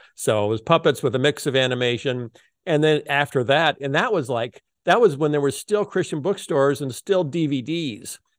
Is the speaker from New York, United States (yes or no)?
no; Muscatine, Iowa, United States; I was born in Muscatine, Iowa, at the Muscatine General Hospital.